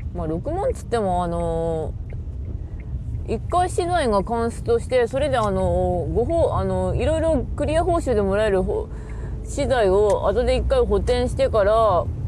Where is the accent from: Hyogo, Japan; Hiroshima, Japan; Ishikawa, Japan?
Ishikawa, Japan; 石川県出身